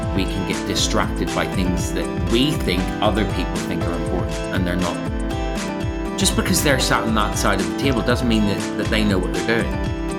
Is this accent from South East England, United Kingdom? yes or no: no; Belfast, Northern Ireland, United Kingdom; moved away as an adult; also born or lived in Epsom / London; I grew up in Belfast doing lots of youth theatre